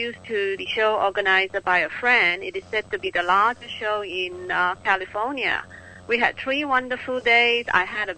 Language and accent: English; Singapore; I am from Singapore.